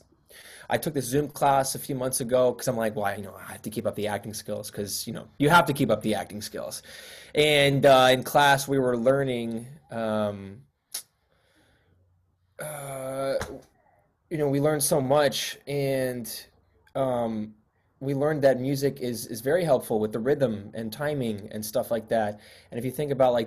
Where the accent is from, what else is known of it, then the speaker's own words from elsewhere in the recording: New York City, New York, United States; moved away as an adult; now in Los Angeles, United States; I was born and raised in Queens, and I came out to college here